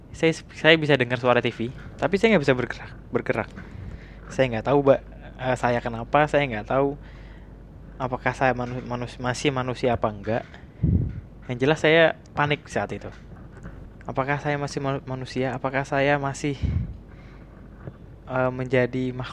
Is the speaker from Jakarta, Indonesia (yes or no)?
yes; Jakarta, Indonesia; saya dari Jakarta